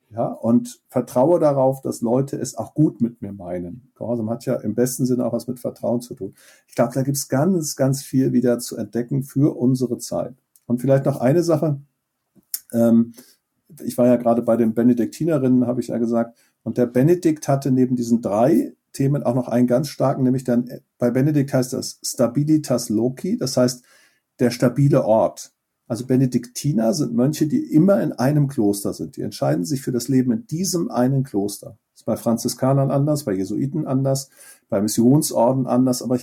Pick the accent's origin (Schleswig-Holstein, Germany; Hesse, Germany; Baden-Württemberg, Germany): Schleswig-Holstein, Germany; was ist eigentlich meine Heimat, in dem Fall in Nordfriesland, da bin ich aufgewachsen, deswegen war das für mich so ansprechend.